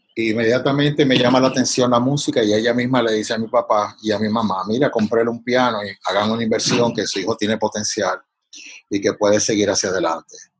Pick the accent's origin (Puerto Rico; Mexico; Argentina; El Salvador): Puerto Rico; Canóvanas; moved away as an adult; also born or lived in Santurce / Boston; he vivido en Canóvanas y, soy de Canóvanas